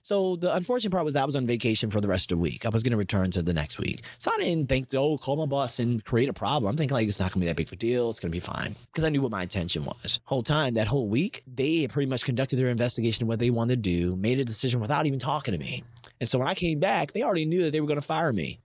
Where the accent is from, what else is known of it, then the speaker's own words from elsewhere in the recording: Baltimore, Maryland, United States; moved away; I'm from Baltimore